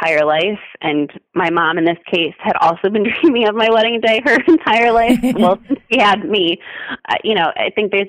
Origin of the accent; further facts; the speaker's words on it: Detroit, Michigan, United States; I come from the Motor City and we're a big car family. My dad worked for GM